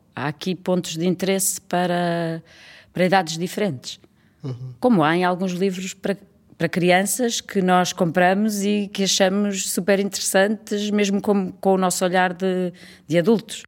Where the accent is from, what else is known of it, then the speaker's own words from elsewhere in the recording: Trás-os-Montes, Portugal; accent: meio transmontano; com o meu sotaque meio transmontano